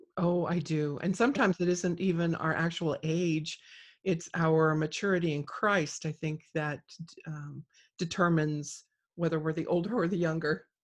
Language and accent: English; South Gate, California, United States; now in North Idaho, United States; I grew up down there.